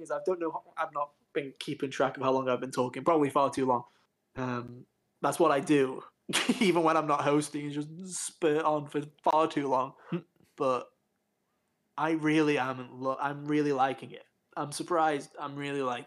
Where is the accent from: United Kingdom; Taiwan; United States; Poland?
United Kingdom; England; I just latched onto it as an English kid